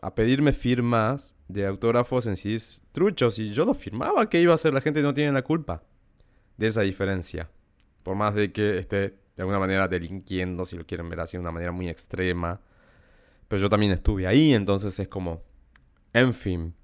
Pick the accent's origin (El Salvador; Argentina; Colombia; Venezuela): Argentina; Salta; crecí en Salta, más en un pueblo